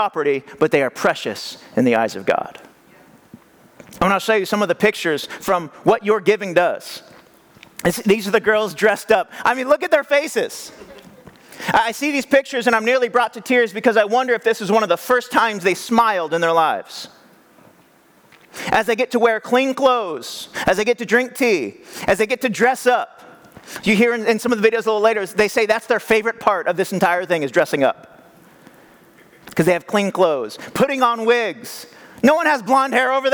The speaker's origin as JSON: {"language": "English", "region": "California", "country": "United States", "tie": "born or raised there", "said": "I grew up here in California"}